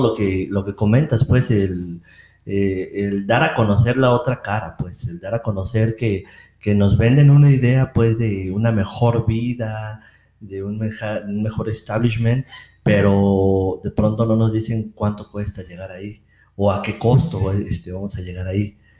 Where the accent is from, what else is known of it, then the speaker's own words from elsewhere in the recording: Mexico; como mexicanos no somos ni indígenas ni españoles